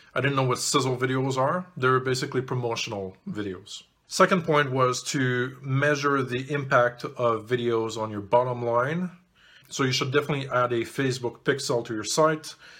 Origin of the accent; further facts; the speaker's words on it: Canada; also born or lived in Montreal; I'm Canadian